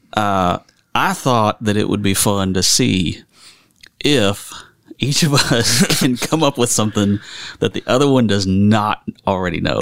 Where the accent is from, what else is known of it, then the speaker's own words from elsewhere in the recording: United States; moved away as an adult; also born or lived in Kentucky; now in Indian Land, South Carolina, United States; I'm originally from the Carolinas, right. and I uh, grew up over in the western part of the state